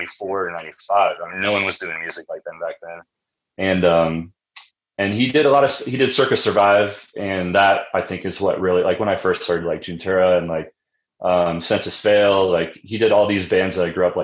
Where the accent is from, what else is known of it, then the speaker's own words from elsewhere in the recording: Springfield, Illinois, United States; also born or lived in Nashville; now in Denver, United States; I grew up in Central Illinois